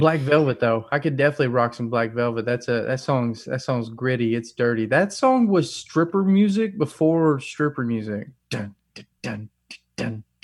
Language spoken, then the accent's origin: English; North Alabama, United States; I grew up in North Alabama